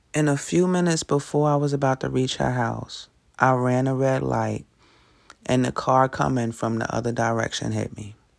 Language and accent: English; New York City, New York, United States; I grew up in Brooklyn, New York, right in the middle of gang territory